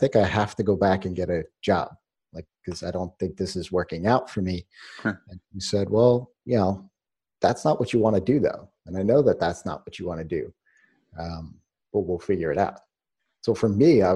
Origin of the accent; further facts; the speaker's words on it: New York, United States; I was born in New York